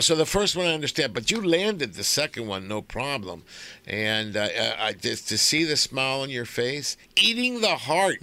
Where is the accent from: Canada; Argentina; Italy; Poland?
Argentina; now in United States; I'm I'm from Argentina. I was born there